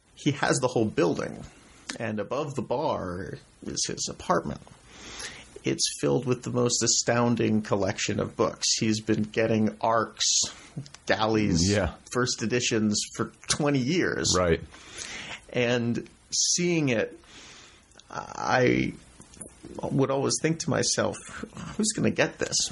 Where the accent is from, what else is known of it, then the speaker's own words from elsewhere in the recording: New York City, New York, United States; also born or lived in Brooklyn, New York; I was born in New York. Up until I was six years old, my family lived in Manhattan